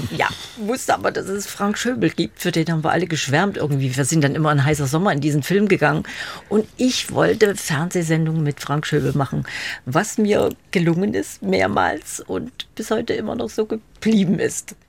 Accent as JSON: {"language": "German", "town": "Leipzig", "region": "Saxony", "country": "Germany", "said": "Ich bin Leipzigerin gewesen. Ich bin nie nach Berlin gekommen damals"}